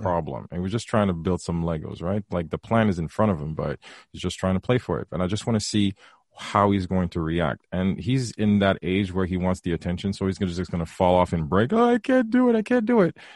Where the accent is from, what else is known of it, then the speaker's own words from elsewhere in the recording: Haiti; now in Canada; I'm from Haiti, and we were raised very traditional